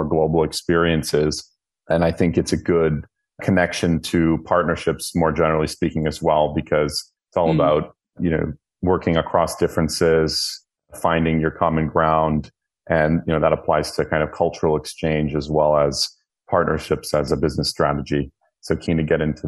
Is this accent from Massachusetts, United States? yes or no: yes; north of Boston, Massachusetts, United States; moved away as an adult; also born or lived in China / United Arab Emirates / Tel Aviv / Greece; now in United Kingdom; So I grew up in the United States, in Boston, a little bit north of Boston.